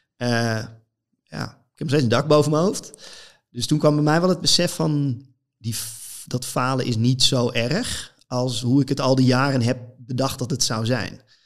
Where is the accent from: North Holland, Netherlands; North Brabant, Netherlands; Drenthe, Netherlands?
North Holland, Netherlands; ergens een groot veld in Noord-Holland waar ik vandaan kom